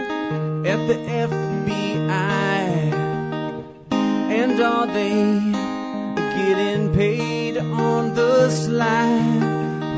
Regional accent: Northern California, United States; moved away as an adult; now in Alberta, Canada; I'm from Northern California

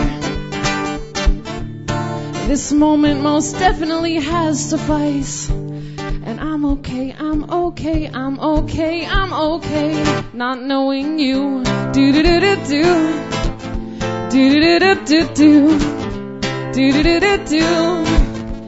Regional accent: Lethbridge, Alberta, Canada; now in Edmonton, Canada

